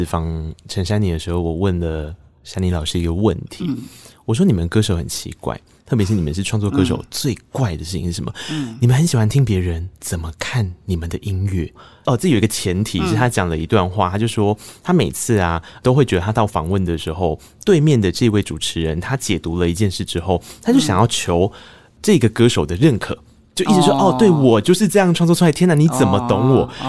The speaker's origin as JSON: {"language": "Chinese", "region": "Tainan", "country": "Taiwan", "said": "我是台南人啊，我喜欢甜的食物啊。"}